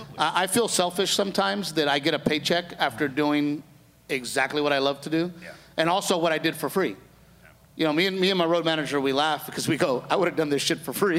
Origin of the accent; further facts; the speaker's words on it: Texas, United States; as a Texan